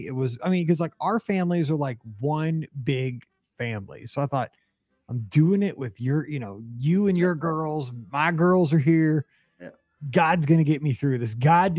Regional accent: Missouri, United States; I'm from Missouri, dude.

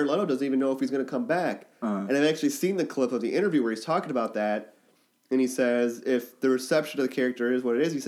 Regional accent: United States; I'm American.

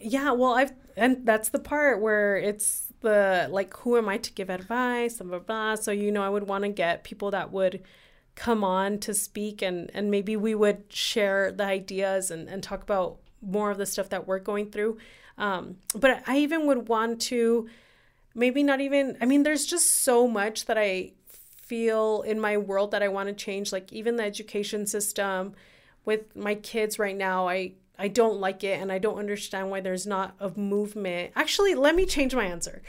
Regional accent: Ciudad Juárez, Chihuahua, Mexico; now in El Paso, United States; I loved growing up in Juarez

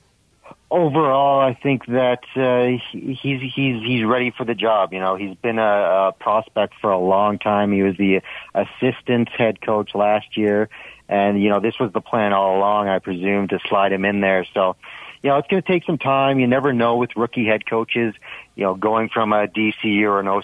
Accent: Port Elgin, Ontario, Canada; now in Edmonton, Canada; I grew up in Port Elgin, Ontario, which is about a 2.5 hour drive from Hamilton

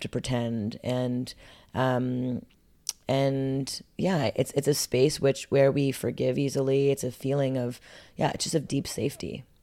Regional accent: Montreal, Quebec, Canada; growing up in Montreal, Canada

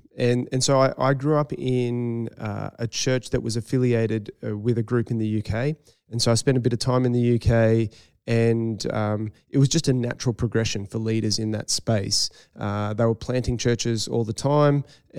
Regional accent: Northern Beaches, New South Wales, Australia; moved away as an adult; And in terms of the place, I grew up on the Northern Beaches, but when I was 18, moved away. And for me, I really had a strong call back to that community.

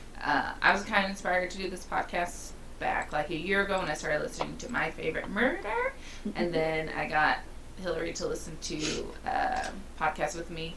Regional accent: Kansas City, Missouri, United States; I'm from Kansas City, Missouri

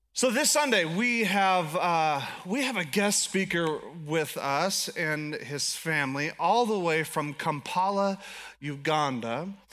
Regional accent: United States; I'm American

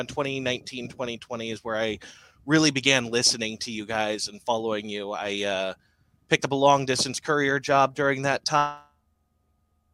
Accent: Bakersfield, California, United States; I'm from Bakersfield, California. I've lived here basically my entire life.

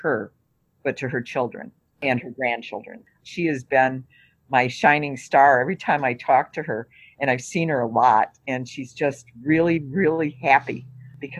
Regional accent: Detroit, Michigan, United States; moved away as an adult; now in Wisconsin, United States; I grew up with it in Detroit

